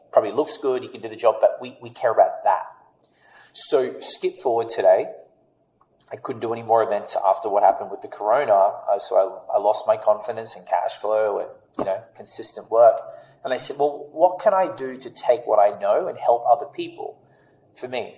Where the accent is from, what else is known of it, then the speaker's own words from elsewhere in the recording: Australia; accent: Australian; moved away; I'm Australian.